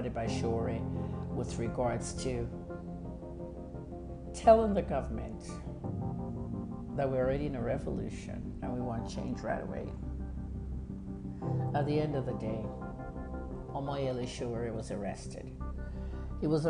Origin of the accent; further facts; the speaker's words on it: Nigeria; I'm a Nigerian journalist, a clinical pharmacist, and a PR specialist and activist